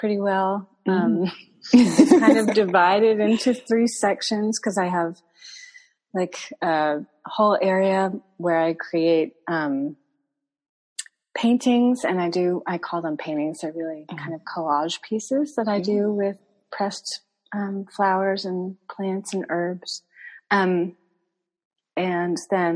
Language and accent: English; New England, United States; moved away as an adult; also born or lived in Vermont / Martha's Vineyard / Boston / Iowa; So I grew up in New England, but I've kind of lived all over the states a little bit